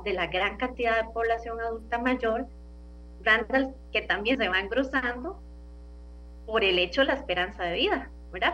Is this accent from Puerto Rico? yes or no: no; Costa Rica; como costarricenses